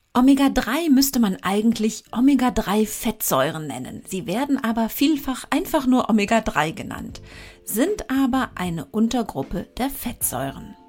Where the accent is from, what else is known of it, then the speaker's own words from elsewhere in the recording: Germany; bei uns in Deutschland